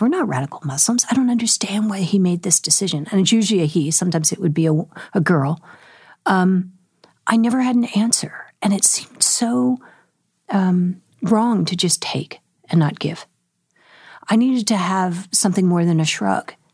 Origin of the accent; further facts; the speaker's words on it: San Francisco Bay Area, California, United States; I grew up in the San Francisco Bay Area